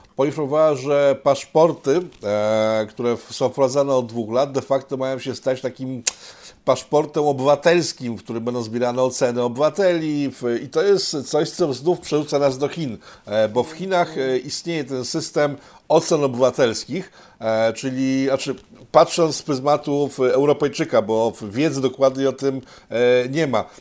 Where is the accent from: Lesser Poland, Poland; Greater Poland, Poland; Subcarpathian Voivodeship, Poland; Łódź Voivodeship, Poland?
Łódź Voivodeship, Poland; Łódź; ja jestem z Łodzi, z miasta Czterech Kultur